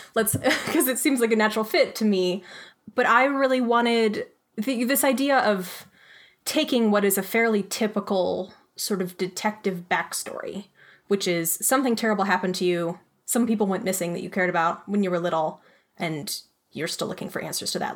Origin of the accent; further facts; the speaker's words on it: Arizona, United States; also born or lived in Pennsylvania; I was born in Pennsylvania, actually, but I grew up in Arizona and had a pretty picturesque childhood.